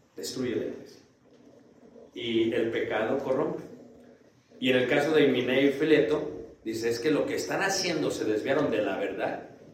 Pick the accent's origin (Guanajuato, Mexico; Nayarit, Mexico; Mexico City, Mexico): Mexico City, Mexico; Yo soy de Ciudad de México